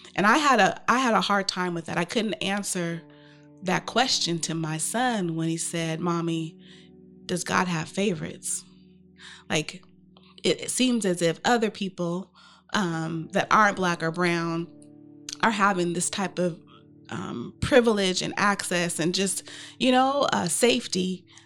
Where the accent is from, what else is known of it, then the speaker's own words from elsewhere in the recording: Portland, Oregon, United States; I grew up in Portland, Oregon with over two hundred family members